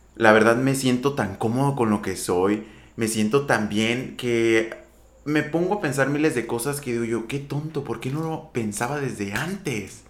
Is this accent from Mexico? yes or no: yes; Empalme, Sonora, Mexico; moved away as an adult; now in Hermosillo, Mexico; De Empalme, Sonora. Originario de un ejido. Yo crecí en un ejido.